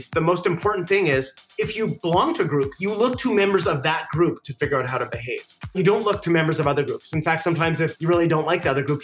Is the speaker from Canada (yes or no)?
yes; Canada; When I go back, I'm Canadian, so when I go back to on vacation to see my family, my parents, all of a sudden that shifts into another identity and another way of habits and thinking.